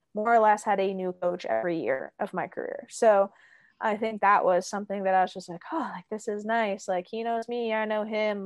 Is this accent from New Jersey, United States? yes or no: no; Pennsylvania, United States; also born or lived in Australia; now in Pacific Northwest, United States; I saw a decent amount of snow growing up in Pennsylvania